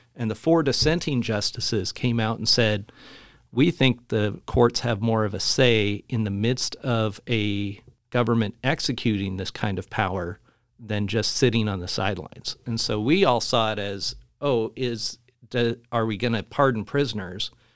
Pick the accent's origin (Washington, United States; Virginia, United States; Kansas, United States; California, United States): Washington, United States; Spokane; also born or lived in Louisville; raised here in Spokane, and we'd moved over to Louisville